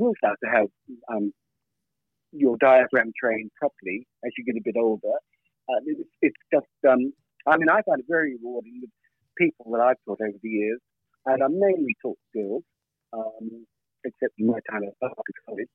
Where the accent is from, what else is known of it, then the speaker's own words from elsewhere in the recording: Australia; now in England, United Kingdom; my story started in Australia